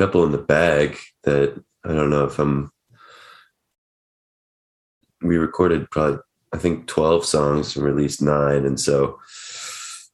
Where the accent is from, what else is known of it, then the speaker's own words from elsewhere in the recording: Oak Park, Illinois, United States; also born or lived in New Jersey / Chicago; I grew up in Oak Park